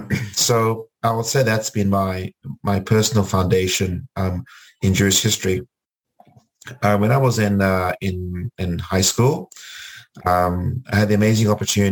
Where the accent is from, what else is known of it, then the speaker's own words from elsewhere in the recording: Cape Town, Western Cape, South Africa; moved away as an adult; also born or lived in Port Elizabeth, South Africa / Los Angeles, United States; when I was a young child growing up in South Africa.